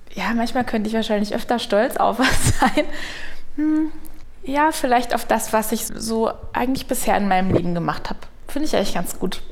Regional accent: Münsterland, North Rhine-Westphalia, Germany; moved away; Also ich bin da geboren und im Münsterland aufgewachsen

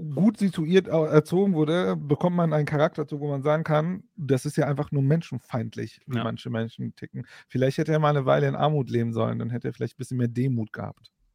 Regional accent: Bochum, North Rhine-Westphalia, Germany; now in Frankfurt, Germany; ich bin auch aus Bochum.

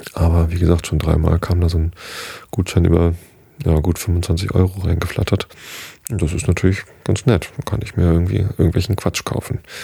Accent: Germany; hier bei uns in Deutschland

